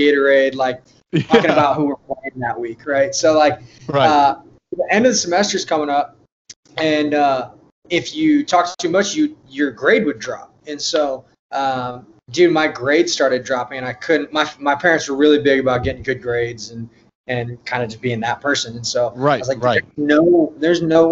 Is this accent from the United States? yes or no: yes; Yorba Linda, California, United States; I grew up in Southern California, Orange County, specifically a small town called Yorba Linda.